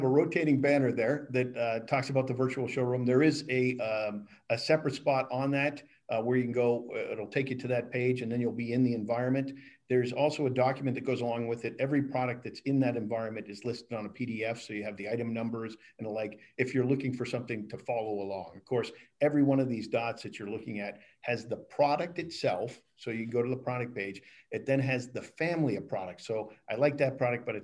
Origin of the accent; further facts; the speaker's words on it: Hampton Beach, New Hampshire, United States; moved away; also born or lived in Buffalo, New York / North Carolina; I am a native of New Hampshire. I grew up in Hampton Beach, New Hampshire.